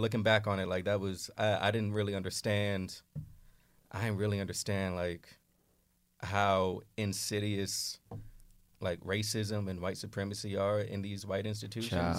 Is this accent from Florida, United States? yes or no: no; Oakland, California, United States; moved away as an adult; now in New York City, United States; I grew up in Oakland